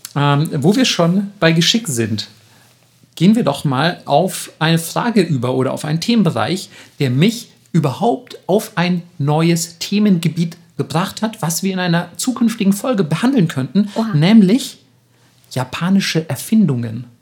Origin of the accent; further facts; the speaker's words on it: Franconia, Bavaria, Germany; da, wo ich herkomme, in, in, im fränkischen Raum